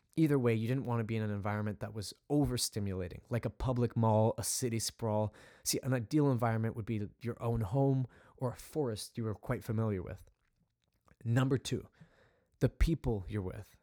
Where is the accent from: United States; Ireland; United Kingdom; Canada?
Canada; Vancouver, British Columbia; I grew up in Western Canada, specifically Vancouver, Canada